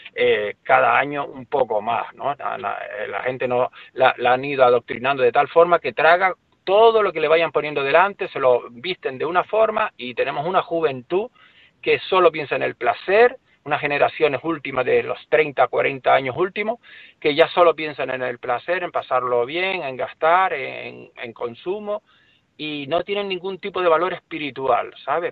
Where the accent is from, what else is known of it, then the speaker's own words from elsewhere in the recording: Las Palmas de Gran Canaria, Canary Islands, Spain; Yo soy de Las Palmas de Gran Canaria, no de un pueblito, sino del, de una capital de las más importantes de España